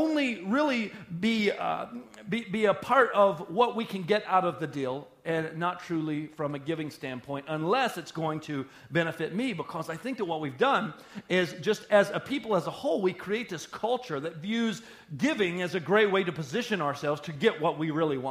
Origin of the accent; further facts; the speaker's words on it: Sheboygan County, Wisconsin, United States; We're all from Sheboygan County